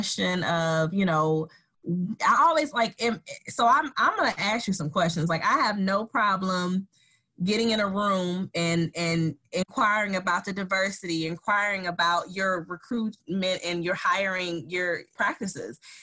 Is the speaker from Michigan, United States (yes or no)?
yes; Saginaw, Michigan, United States; I'm originally from Saginaw, Michigan.